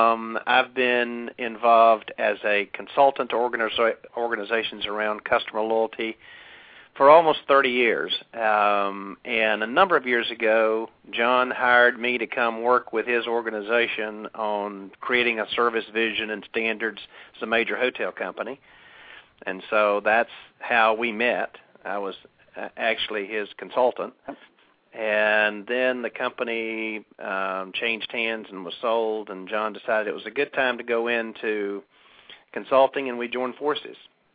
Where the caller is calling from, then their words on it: Lake Oconee, Georgia, United States; Well, actually, I'm calling in from Lake Oconee, which is about 90 minutes southeast of Atlanta.